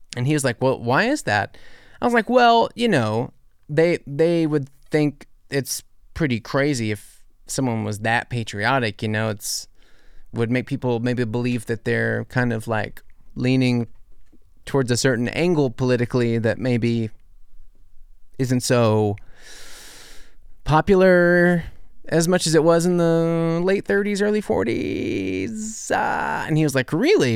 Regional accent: New Orleans, Louisiana, United States; now in Germany; I'll say New Orleans.

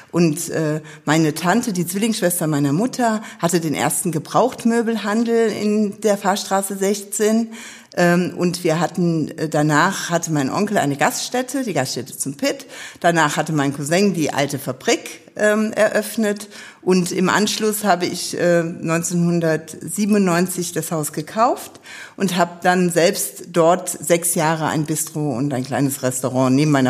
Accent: Neuwied, Rhineland-Palatinate, Germany; Neuwieder Scherja in mehreren Generationen und da bin ich eigentlich auch sehr stolz drauf, weil Neuwied meine Heimat ist.

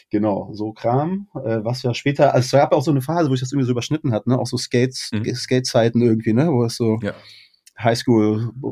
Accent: Berlin, Germany; also born or lived in Kassel / Moosbach; Nee, ich bin in, äh, tatsächlich in Berlin geboren und da auch aufgewachsen, so bis ich zwölf war ungefähr. Und dann bin ich mit meiner Mom nach Kassel gezogen

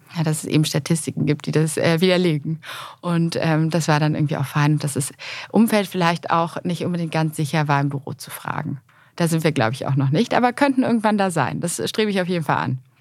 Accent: Cologne, North Rhine-Westphalia, Germany; in meiner Heimatstadt

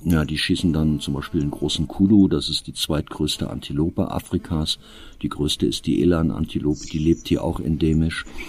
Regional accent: Eifel, Germany; bei uns in der Eifel

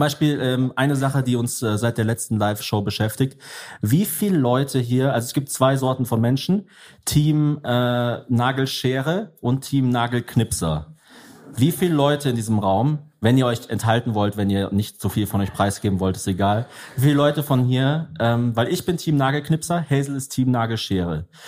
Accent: Germany; ich bin Deutscher

